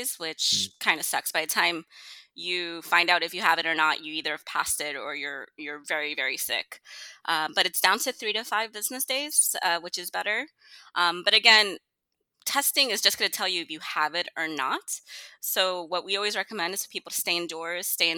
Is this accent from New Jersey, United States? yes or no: yes; New Jersey, United States; moved away as an adult; now in Houston, United States; I'm actually from New Jersey. I've been in Houston for about 6 years now